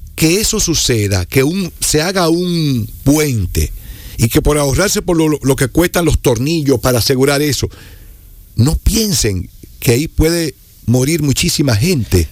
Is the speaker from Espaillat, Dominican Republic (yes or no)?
yes; Moca, Espaillat, Dominican Republic; la comunidad de donde yo soy, una comunidad que es más grande que a la que nosotros pertenecemos, el campito mío se llama La Soledad. Eso queda como a cinco minutos del, centro del pueblo, de, Moca